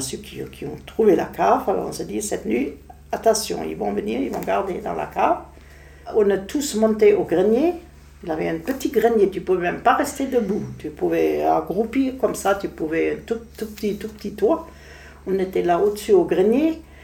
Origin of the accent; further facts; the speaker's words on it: Berlin, Germany; French is a second language; moved away; Je suis née à Prenzlauer Berg même